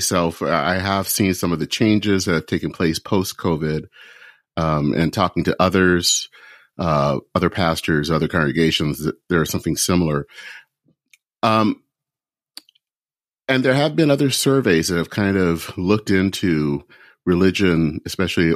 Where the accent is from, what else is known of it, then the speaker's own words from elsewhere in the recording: Flint, Michigan, United States; my hometown of Flint, Michigan.